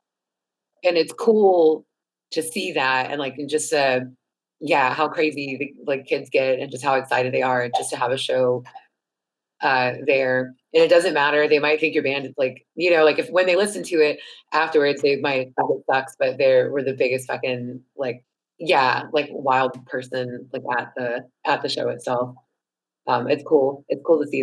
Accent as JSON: {"language": "English", "town": "Gainesville", "region": "Florida", "country": "United States", "tie": "born or raised there", "also_born_or_lived": "Washington, District of Columbia, United States", "moved": "as an adult", "lives_now": "Richmond, United States", "said": "I grew up in Gainesville, Florida"}